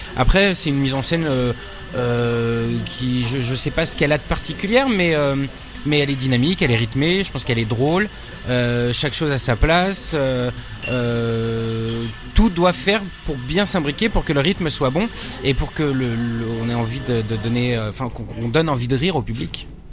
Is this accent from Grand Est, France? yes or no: no; Nanterre, Île-de-France, France; also born or lived in Paris; après j'ai grandi en banlieue parisienne aussi à Nanterre, dans, le, dans les Hauts-de-Seine